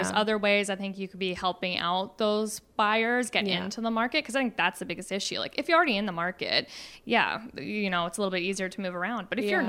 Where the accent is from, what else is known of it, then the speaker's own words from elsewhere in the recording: Bellingham, Washington, United States; now in Kelowna, Canada; I'm from Bellingham